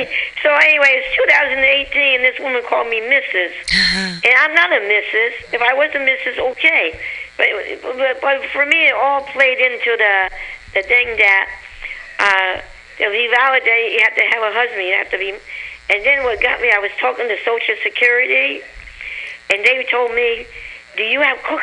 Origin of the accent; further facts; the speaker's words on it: San Francisco, California, United States; Good old San Francisco.